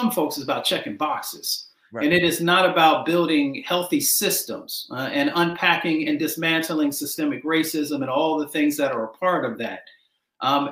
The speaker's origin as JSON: {"language": "English", "town": "Detroit", "region": "Michigan", "country": "United States", "tie": "born or raised there", "also_born_or_lived": "West Virginia", "said": "I grew up in Appalachia and then I grew up in Michigan and in Detroit."}